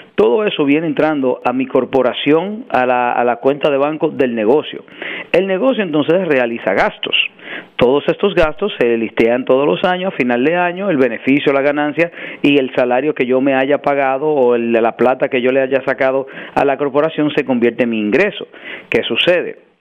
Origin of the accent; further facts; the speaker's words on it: New York, United States; also born or lived in Dominican Republic; crecí en Washington Heights, me crié, crecí entre Washington Heights y el Bronx.